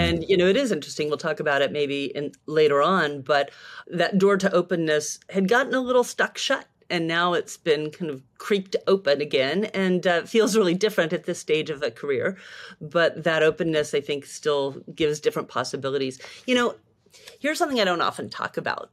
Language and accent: English; Tucson, Arizona, United States; moved away as an adult; also born or lived in San Francisco; I came back to my hometown of Tucson, Arizona